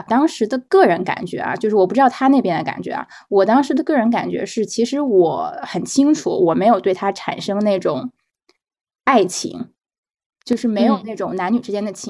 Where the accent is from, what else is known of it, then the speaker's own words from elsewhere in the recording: Beijing, China; 因为我们都是北京人嘛，然后我去年项目结束了之后又回北京待了一段时间